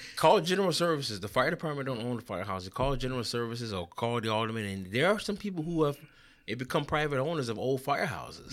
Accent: Chicago, Illinois, United States; born and raised on the West Side of Chicago

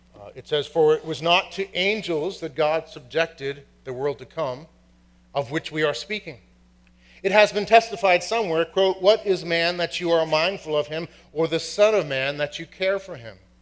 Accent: Boston, Massachusetts, United States; from Boston, and my family is from County Cork, Ireland

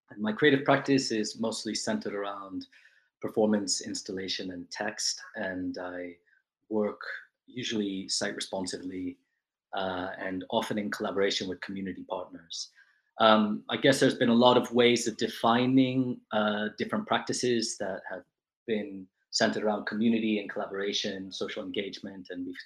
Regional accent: New York City, New York, United States; also born or lived in Chile; I was born in New York City to parents who emigrated from Chile

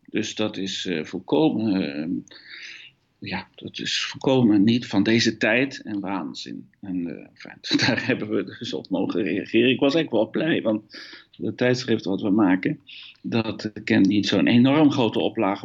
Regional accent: Netherlands; accent: Hollands; moved away as an adult; also born or lived in Eindhoven; now in Belgium; ik een Hollands accent heb om te beginnen. Dat komt omdat ik Nederlander ben

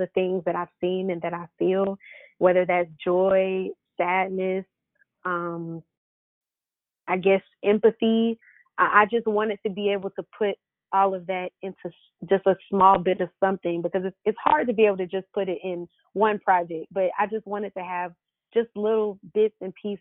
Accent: Stone Mountain, Georgia, United States; also born or lived in New Jersey; I'm pretty much from Atlanta. I was born in New Jersey, but I grew up in Stone Mountain, Lithonia area, and I stayed here

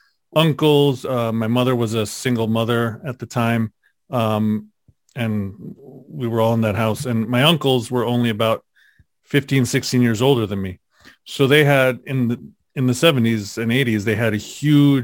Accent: New York City, New York, United States; in New York, I lived in Queens. I grew up in Queens.

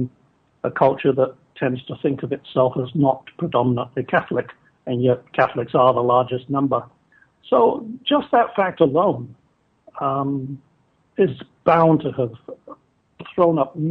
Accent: Northern England, United Kingdom; I grew up Protestant, beginning in the Church of England in Northern England

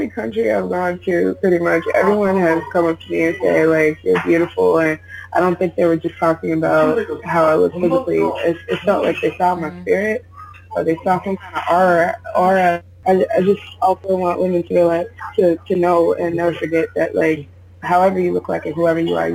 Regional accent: United States; moved away as an adult; now in South Korea; I'm an American

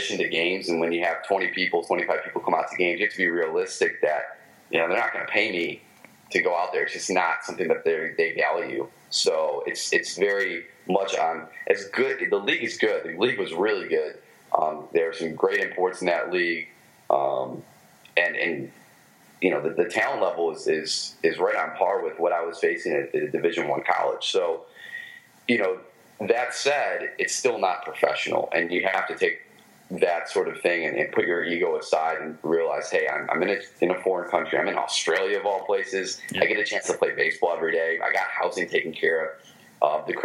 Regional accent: Michigan, United States; accent: Michigan; my Michigan accent

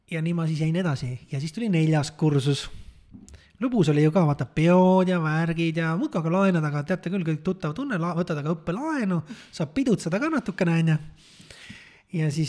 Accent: Saare County, Estonia; ma olen Saaremaalt pärit

